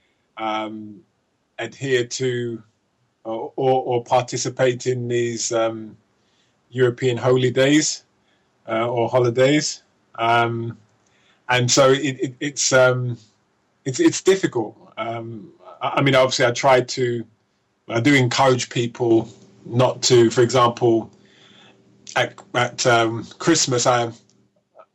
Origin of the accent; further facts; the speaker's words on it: London, United Kingdom; also born or lived in Nottingham; now in Midlands, United Kingdom; I was born in London, 50 years old. Parents are from Jamaica. I've lived in the UK all my life. And I live now in the part of the UK called the Midlands